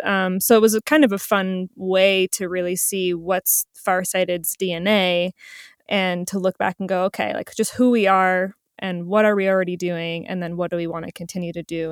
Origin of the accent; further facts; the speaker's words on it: New Jersey, United States; moved away; I'm originally from New Jersey